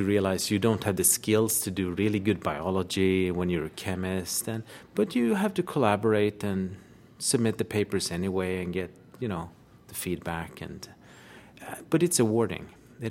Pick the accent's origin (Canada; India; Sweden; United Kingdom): Sweden; I'm from Sweden, Uppsala University.